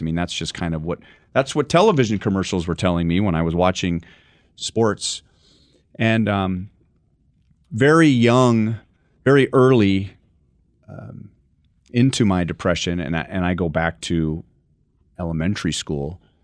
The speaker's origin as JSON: {"language": "English", "town": "Los Angeles", "region": "California", "country": "United States", "tie": "born or raised there", "said": "I grew up in Los Angeles"}